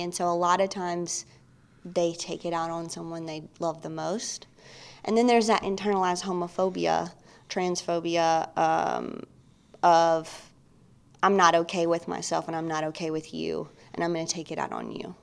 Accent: New Albany, Mississippi, United States; moved away; I am originally from Mississippi

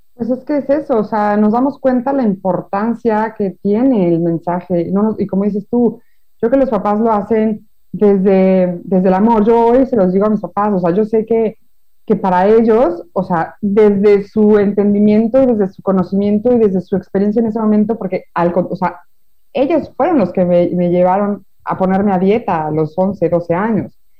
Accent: Mexico; now in France; yo soy de México

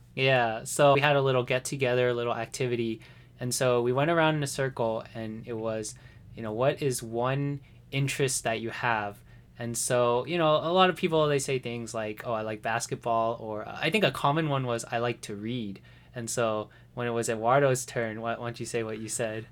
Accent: White Settlement, Texas, United States; also born or lived in Fort Worth, Texas; I was born in Fort Worth, Texas, um, but I actually grew up in a place called White Settlement.

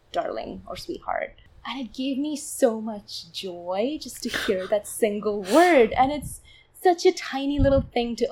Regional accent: Chennai, Tamil Nadu, India; first language Tamil; English is a second language; moved away as an adult; now in United States; I come from a South Indian city called Chennai, and so Tamil is my mother tongue.

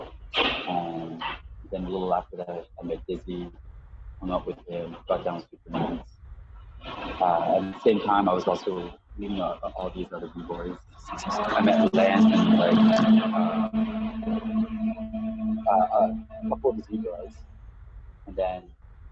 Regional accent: Mississauga, Ontario, Canada; moved away as an adult; also born or lived in Toronto / Hamilton; now in New Brunswick, Canada; I was born in Toronto and then I lived in Mississauga for like about 10, and then moved to Hamilton, around 88, and then from there, and then I moved to Toronto around like, I think it was like 98, I moved to Toronto, and was there

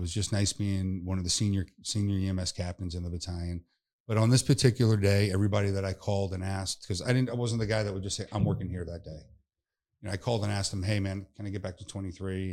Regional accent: North Palm Beach, Florida, United States; my hometown in North Palm.

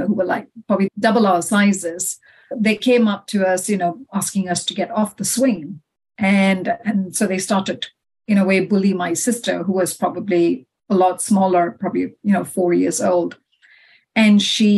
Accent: Malaysia; moved away as an adult; also born or lived in Dubai; now in United Kingdom; I was born and brought up in Malaysia

